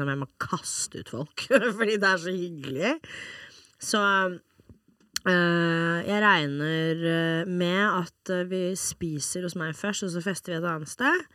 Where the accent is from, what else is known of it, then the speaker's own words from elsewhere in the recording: Norway; jeg er også norsk.